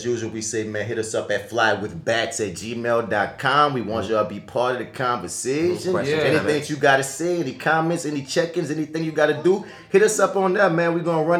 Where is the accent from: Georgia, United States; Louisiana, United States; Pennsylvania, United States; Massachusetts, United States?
Louisiana, United States; New Orleans; See, I'm from New Orleans, and you know, we got problems communicating.